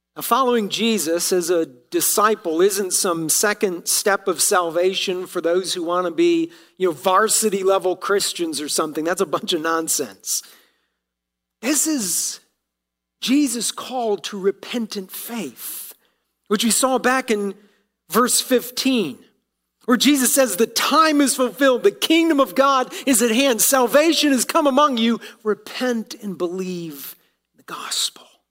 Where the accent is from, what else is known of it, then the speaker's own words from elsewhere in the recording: Ohio, United States; moved away; being from Ohio, uh, I still root for my hometown team as I was growing up.